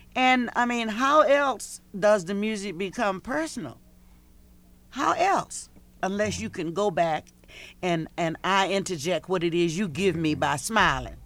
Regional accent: Portsmouth, Virginia, United States; also born or lived in North Carolina; growing up in Virginia

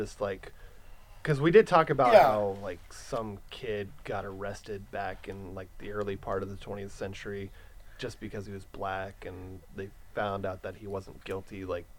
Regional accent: San Bernardino County, California, United States; now in Los Angeles County, United States; I'm currently living in L.A. County. I grew up in San Bernardino County.

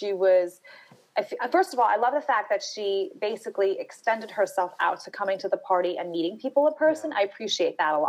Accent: New York City, New York, United States; I grew up in Brooklyn, New York

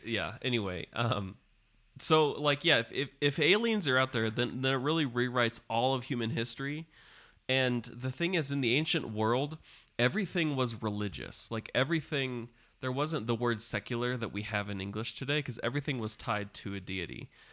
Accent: United States; as an American

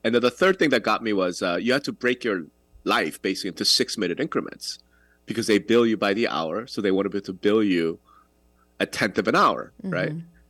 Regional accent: New York, United States; I'm from New York

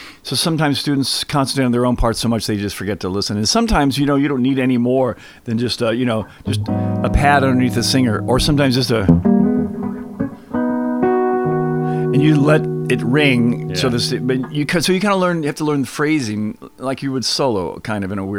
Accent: Alabama, United States; growing up in Alabama

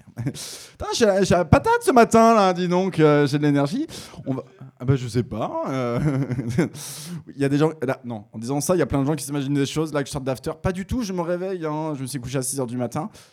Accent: Picardy, Hauts-de-France, France; Je suis picard

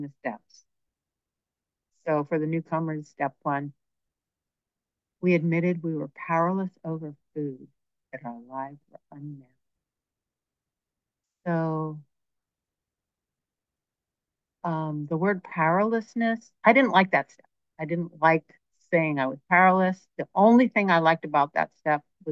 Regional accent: Berkeley, California, United States; I grew up in Berkeley

